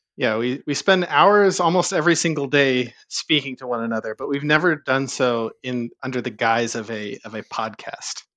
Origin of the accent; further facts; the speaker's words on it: Southern California, United States; I grew up in Southern California